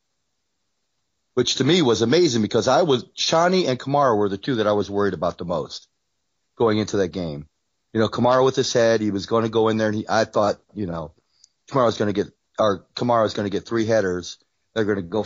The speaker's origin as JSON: {"language": "English", "region": "Midwest", "country": "United States", "said": "we're both from the Midwest"}